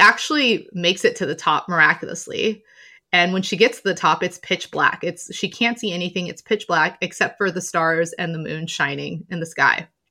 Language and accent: English; Southern California, United States; also born or lived in London; I'm from Southern California